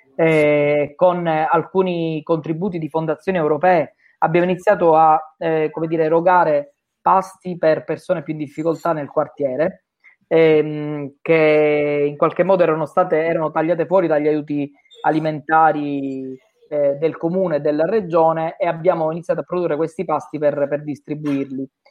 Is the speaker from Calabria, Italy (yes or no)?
no; Sicily, Italy; da siciliani